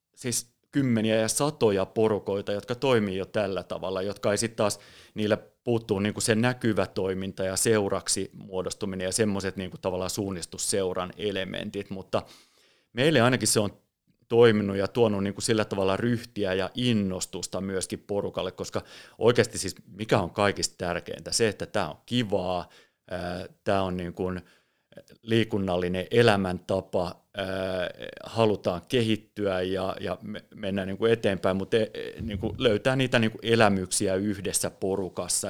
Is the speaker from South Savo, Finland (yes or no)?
no; Espoo, Uusimaa, Finland; mä oon Espoosta kotosin ja, ja lapsuudessa, nuoruudessa